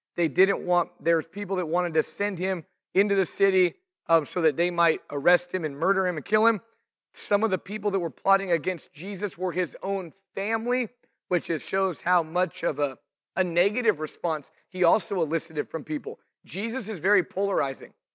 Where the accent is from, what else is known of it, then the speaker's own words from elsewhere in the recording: Fresno, California, United States; also born or lived in Clovis, California; now in Visalia, United States; I grew up in, I was born in Fresno. Um, we lived in Clovis for a later part of my childhood. Moved to Visalia in like two thousand and one